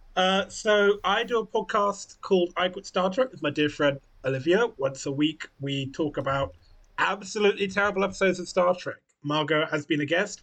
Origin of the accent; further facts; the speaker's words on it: England, United Kingdom; we're a miserable little island on the edge of Europe